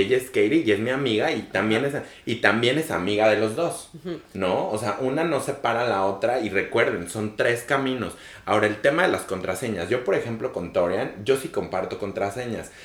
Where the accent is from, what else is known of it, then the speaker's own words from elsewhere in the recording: Mexico; yo soy un muchachillo mexicano, latino